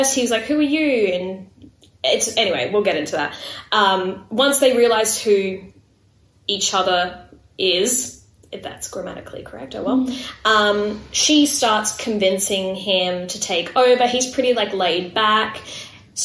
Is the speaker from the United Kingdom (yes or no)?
no; Queensland, Australia; we're Queenslanders, it's Queensland, we're Australian